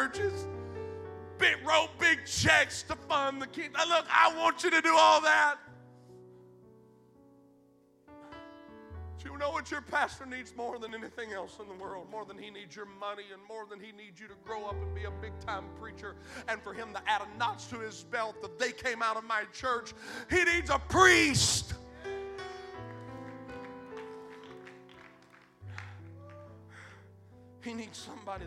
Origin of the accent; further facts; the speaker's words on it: McNairy County, Tennessee, United States; I come from Podunk, McNary County, Tennessee